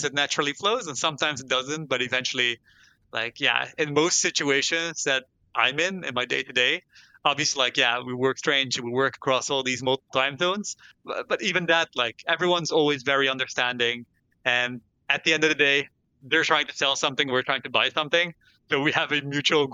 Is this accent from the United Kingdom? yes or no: no; Netherlands; I'm from the Netherlands myself